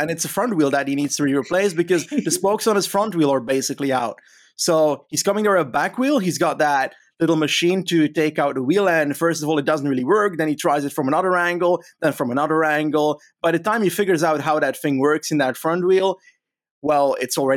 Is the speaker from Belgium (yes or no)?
yes; Flanders, Belgium; I'm from Flanders